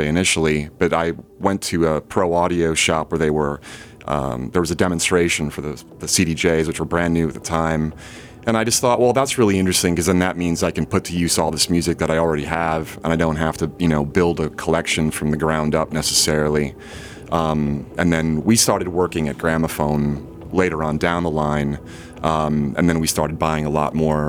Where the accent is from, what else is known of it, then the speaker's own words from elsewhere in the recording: Glen Ellyn, Illinois, United States; western suburbs. Glen Ellen.